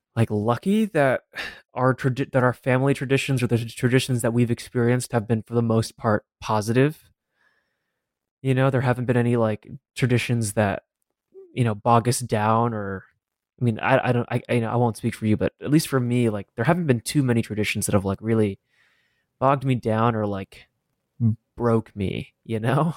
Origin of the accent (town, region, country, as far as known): Denver, Colorado, United States; born or raised there